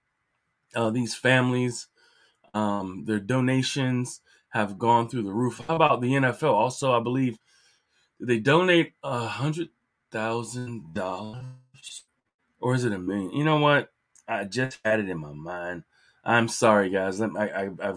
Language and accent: English; Virginia Beach, Virginia, United States; I'm from Virginia Beach, and I'm here in Hampton Roads